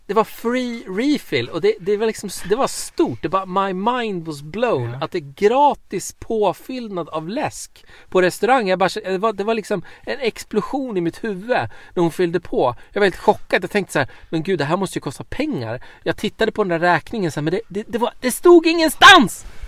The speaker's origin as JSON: {"language": "Swedish", "country": "Sweden", "said": "som svensk"}